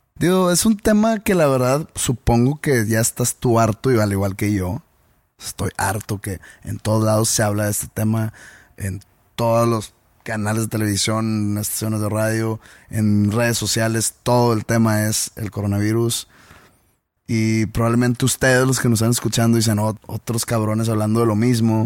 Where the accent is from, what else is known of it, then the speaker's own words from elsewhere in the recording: Mexico; nosotros como, mexicanos